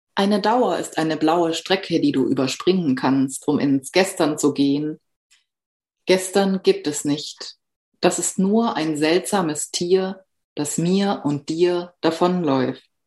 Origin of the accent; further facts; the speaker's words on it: Southern Black Forest, Baden-Württemberg, Germany; moved away; Ich bin im Südschwarzwald aufgewachsen